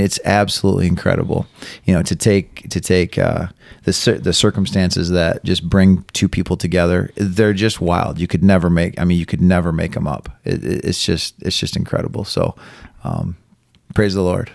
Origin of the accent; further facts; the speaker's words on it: Carson City, Michigan, United States; also born or lived in Elma; I grew up here in Carson City, uh, was born in Elma.